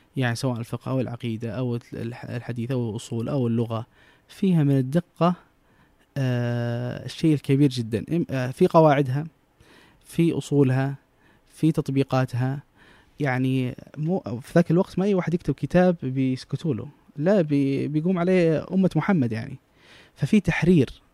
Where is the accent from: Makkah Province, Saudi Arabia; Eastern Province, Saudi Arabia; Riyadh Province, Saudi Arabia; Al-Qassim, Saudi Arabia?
Makkah Province, Saudi Arabia; Jeddah; also born or lived in Mecca; انا من جده لكن درست في مكه